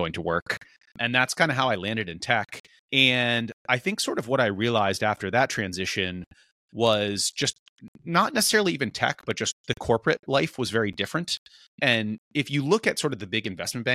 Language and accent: English; East Coast, United States; moved away; growing up on the East Coast